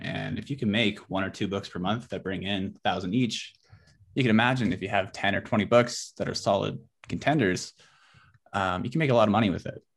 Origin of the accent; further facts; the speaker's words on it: Abbotsford, British Columbia, Canada; I'm from Abbotsford, B C, so I'm, like, Yeah, in the Fraser Valley.